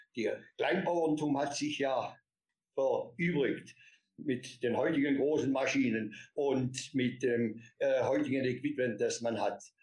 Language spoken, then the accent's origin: German; Swabia, Baden-Württemberg, Germany; Und ich habe hier die Schulzeit bei uns genossen in ähm, Schwabenland, im beschaulichen Seelauf. Das ist ein kleines Dorfchen am Rande des Schwarzwaldes. Da bin ich behütet aufgewachsen